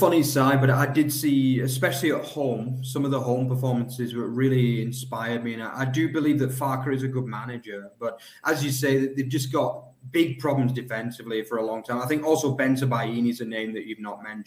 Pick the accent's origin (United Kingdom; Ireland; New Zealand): United Kingdom; also born or lived in Nuremberg, Germany; now in Germany; a British guy living in Germany